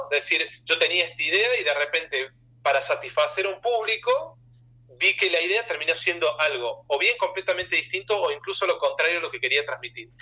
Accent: Argentina; soy argentino

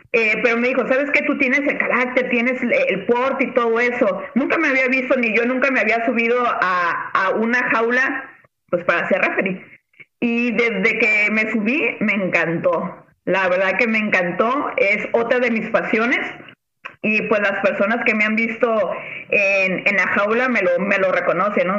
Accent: Nayarit, Mexico; now in Tijuana, Mexico; Yo soy de Nayarit, pero radicada ya desde, uf, desde muchísimos años aquí en Tijuana

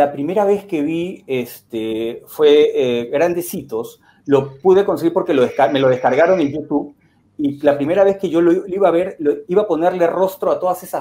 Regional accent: Lima, Peru; Soy de Lima. Estoy acá

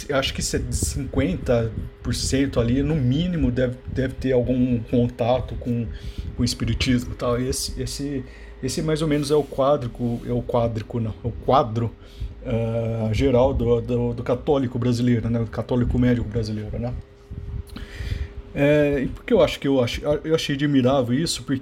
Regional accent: Campinas, São Paulo, Brazil; Eu sou aqui de Campinas, né? Eu frequento uma, uma, uma igreja aqui, a, a Catedral Metropolitana de Campinas.

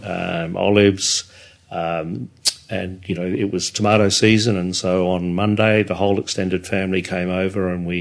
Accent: England, United Kingdom; now in Australia; we're English.

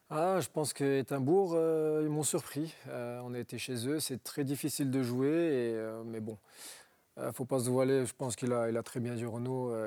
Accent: Roubaix, Hauts-de-France, France; je viens d'un quartier de modeste de, Roubaix, j'ai grandi à Roubaix

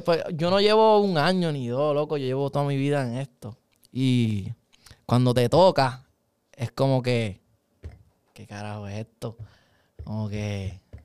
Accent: Puerto Rico; yo soy del Ares. Ah, eso es otra cosa, loco, ser del Ares

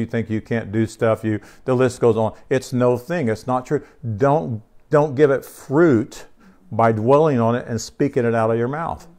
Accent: United States; I am an American, right? This is the country that we grew up in.

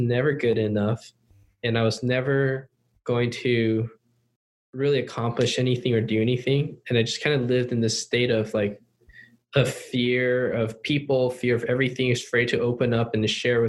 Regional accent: Cupertino, California, United States; English is a second language; also born or lived in Upland, California / Taiwan / Hong Kong / China; we moved to California to, I think, Cupertino, California, which is the home of Apple and all that stuff. And moved there in 1995 or 96

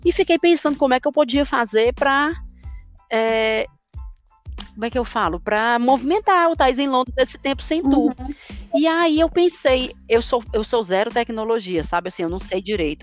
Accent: Brazil; now in London, United Kingdom; Eu acho que nós brasileiros, a gente se cobra muito na questão do sotaque

